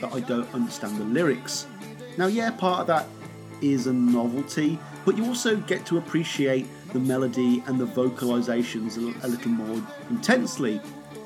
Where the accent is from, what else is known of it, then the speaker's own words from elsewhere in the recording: United Kingdom; being a Brit